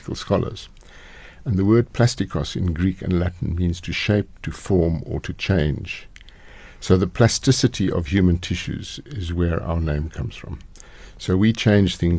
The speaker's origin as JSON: {"language": "English", "town": "Pretoria", "region": "Gauteng", "country": "South Africa", "tie": "born or raised there", "also_born_or_lived": "Durban / Scotland", "said": "I grew up in Pretoria"}